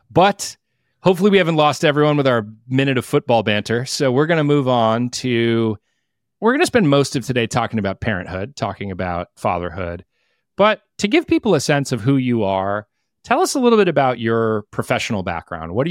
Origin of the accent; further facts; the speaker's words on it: Philippines; Yeah, I was born